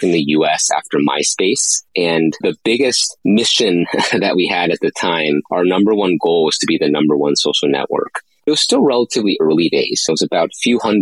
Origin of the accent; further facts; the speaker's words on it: East Coast of the US, United States; moved away as an adult; I grew up on the East Coast of the US